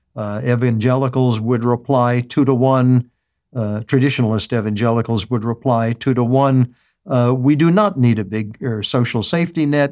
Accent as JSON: {"language": "English", "country": "United States", "said": "As an American"}